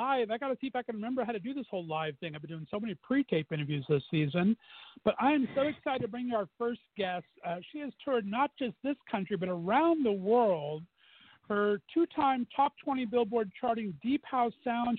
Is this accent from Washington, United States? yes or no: no; Southern California, United States; moved away; born and raised in Southern California